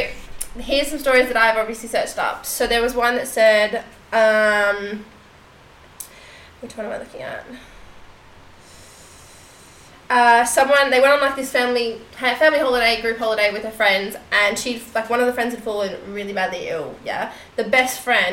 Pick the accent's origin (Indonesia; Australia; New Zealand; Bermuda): Australia; Seymour, Victoria; my hometown in Seymour